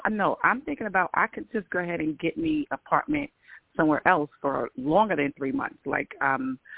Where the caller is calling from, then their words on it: New York, United States; New York, New York.